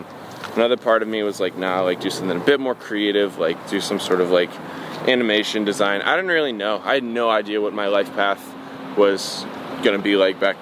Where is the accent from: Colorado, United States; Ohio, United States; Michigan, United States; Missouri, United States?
Ohio, United States; Youngstown; also born or lived in Pittsburgh, Pennsylvania; My airport is Cleveland, but that's about the extent to which I am from Cleveland. I'm from a smaller city called Youngstown, about like an hour and a half southeast of Cleveland, but nobody knows what that is, so I just tell them Cleveland.